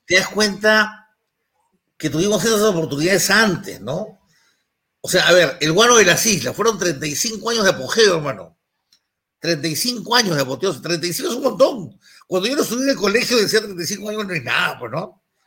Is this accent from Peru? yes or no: yes; Lima, Peru; yo soy el limeño